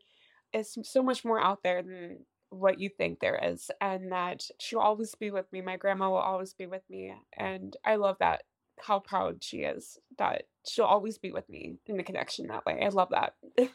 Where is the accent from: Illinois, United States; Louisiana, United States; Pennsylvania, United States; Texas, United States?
Pennsylvania, United States; West Chester; I am from Westchester, Pennsylvania.